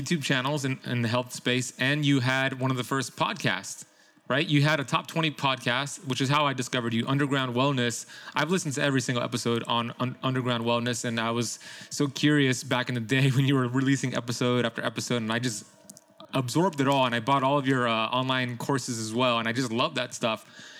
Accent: Miami, Florida, United States; He played for the Miami Dolphins, which I'm from Miami, so I remember him very.

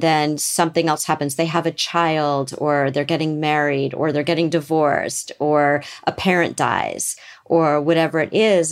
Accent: Beverly Hills, California, United States; grew up in Beverly Hills

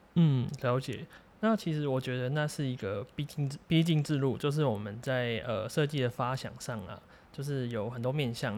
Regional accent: Macau; now in Taiwan; 因为我本身是澳门人啊。对，流浪在台湾现在

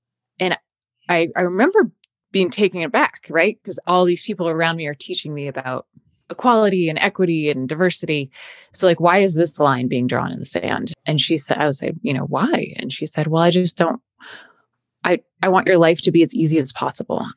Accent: outside of Boston, Massachusetts, United States; I grew up in outside of Boston, a very white area.

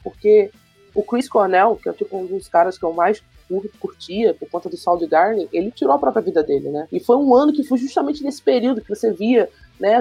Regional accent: Rio de Janeiro, Brazil; eu sou do Rio de Janeiro, moro no bairro de Campo Grande, sou Zona Oeste

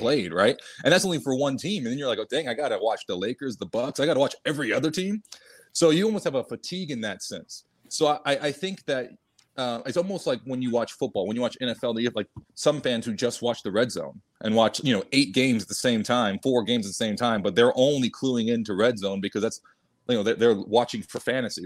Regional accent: San Antonio, Texas, United States; I'm down here down south in San Antonio.

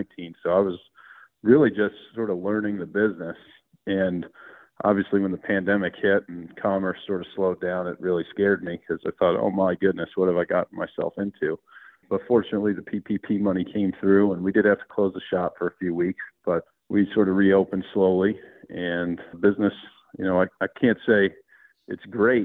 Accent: East Coast, United States; I grew up on the East Coast

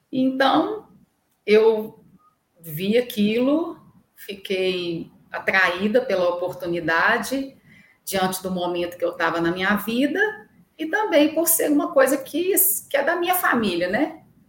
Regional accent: Carmo do Paranaíba, Minas Gerais, Brazil; also born or lived in Belo Horizonte; sou nascida em Belo Horizonte, mas fui criada em Carmo do Paranaíba

